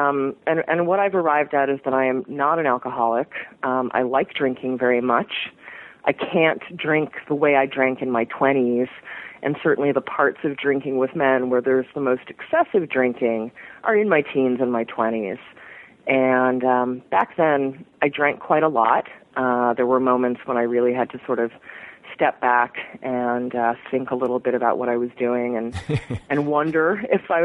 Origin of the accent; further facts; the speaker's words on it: New York City, New York, United States; also born or lived in Brooklyn; I grew up mostly in Manhattan, but not in Midtown